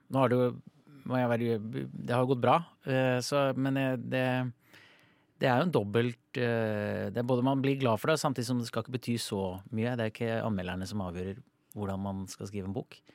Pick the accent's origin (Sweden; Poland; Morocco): Sweden; Norwegian is a second language; now in Norway; jeg kommer jo fra Sverige